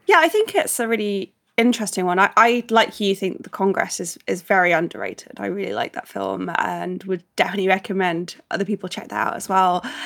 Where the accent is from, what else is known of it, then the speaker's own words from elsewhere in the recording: United Kingdom; as British people, obviously growing up with Thomas Tank Engine